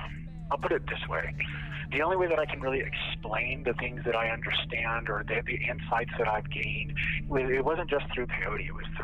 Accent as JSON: {"language": "English", "region": "Arizona", "country": "United States", "tie": "born or raised there", "said": "I grew up in Arizona, so I've always been interested in it."}